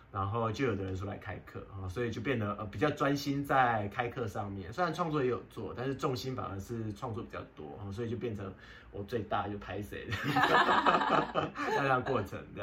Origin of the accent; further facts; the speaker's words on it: Pingtung County, Taiwan; now in Taipei, Taiwan; 我从屏东嫁来台北，然后给丈母娘照顾，